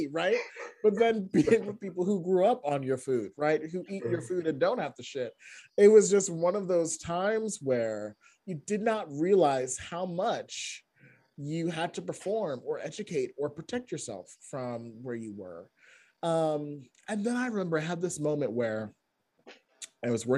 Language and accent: English; Boston, Massachusetts, United States; also born or lived in Connecticut; I was born in Boston, but then I left and I grew up in Connecticut for 7 years and then I moved back.